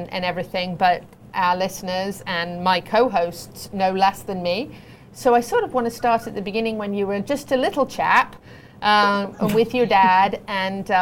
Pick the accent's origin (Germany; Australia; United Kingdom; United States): United Kingdom; I'm a Brit, but I'm a patriot